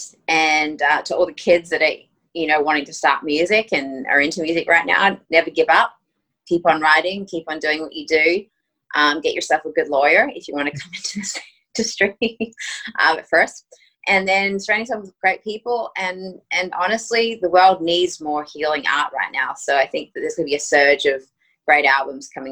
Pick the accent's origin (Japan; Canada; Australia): Australia; accent: Aussie; also born or lived in Greece; now in United States; my Aussie accent